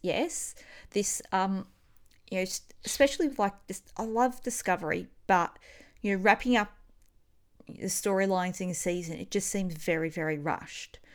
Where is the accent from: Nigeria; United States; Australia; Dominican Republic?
Australia; accent: Australian; It's my Australian accent.